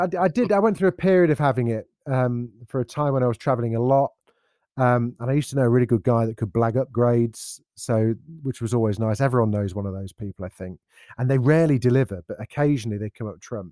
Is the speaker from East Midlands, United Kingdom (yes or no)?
yes; Derby, East Midlands, United Kingdom; I grew up in Derby